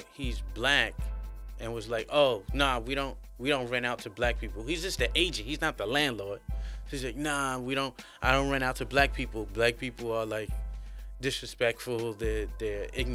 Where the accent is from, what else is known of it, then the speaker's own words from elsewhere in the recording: New York City, New York, United States; moved away as an adult; now in China; I'm from New York City